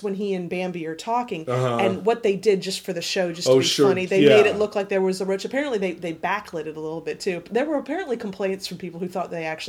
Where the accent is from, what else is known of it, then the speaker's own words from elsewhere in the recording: Florida, United States; Growing up in Florida